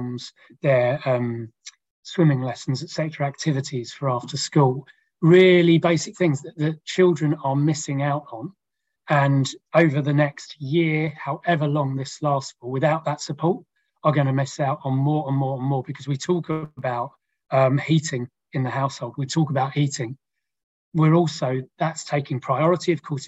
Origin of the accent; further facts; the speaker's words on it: Kent, South East England, United Kingdom; I grew up in Kent